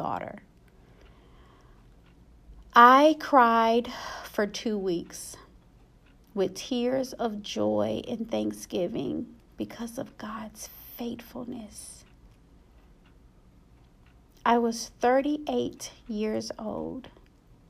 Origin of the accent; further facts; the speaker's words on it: Dallas, Texas, United States; I'm from Dallas